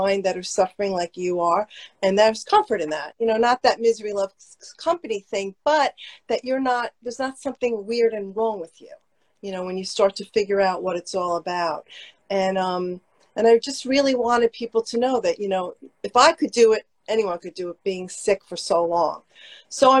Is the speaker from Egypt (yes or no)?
no; New Jersey, United States; I grew up in North Jersey